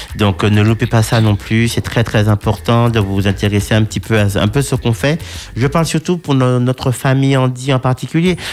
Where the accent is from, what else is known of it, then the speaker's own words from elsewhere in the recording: Martinique; chez nous en Martinique